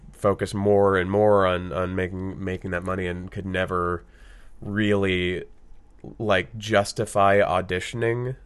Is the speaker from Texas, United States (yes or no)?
yes; Austin, Texas, United States; growing up in Austin